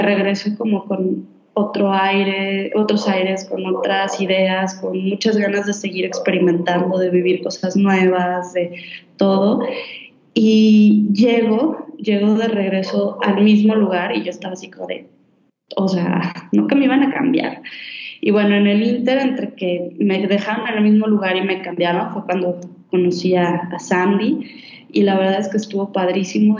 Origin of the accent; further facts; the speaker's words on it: Guadalajara, Jalisco, Mexico; moved away; yo soy de Guadalajara